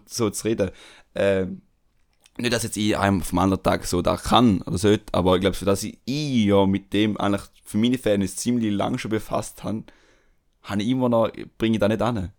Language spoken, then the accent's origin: German; Switzerland; accent: Swiss German dialect; meine Schweizer Kollegen, und durch das habe ich meinen Dialekt oder meinen Akzent.